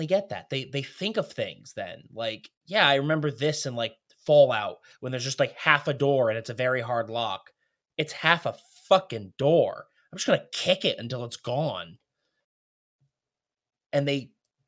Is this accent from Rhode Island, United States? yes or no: yes; Rhode Island, United States; I'm from Rhode Island